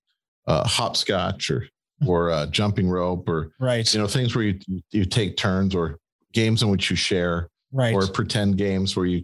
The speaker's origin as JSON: {"language": "English", "town": "Green Bay", "region": "Wisconsin", "country": "United States", "said": "We're from Green Bay"}